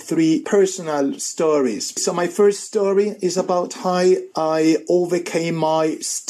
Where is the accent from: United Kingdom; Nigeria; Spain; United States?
Spain; I'm from Spain.